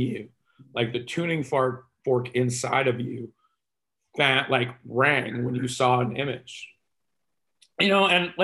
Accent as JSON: {"language": "English", "region": "Texas", "country": "United States", "said": "I'm Texan"}